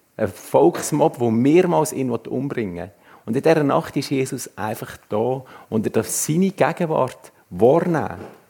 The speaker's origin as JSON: {"language": "German", "region": "Swiss Plateau", "country": "Switzerland", "tie": "born or raised there", "moved": "as an adult", "lives_now": "Canton of Uri, Switzerland", "said": "ursprünglich im Mittelland aufgewachsen und seit über zehn Jahren im schönen Kanton Uri"}